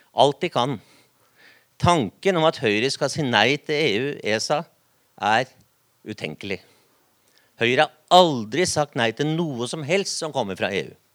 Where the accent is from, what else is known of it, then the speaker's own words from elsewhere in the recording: Oslo, Norway; now in Vestfold, Norway; Heidi Nordby Lunde og jeg vi har én ting felles. Vi er fra Oslo. Men jeg har flytta til Vestfold.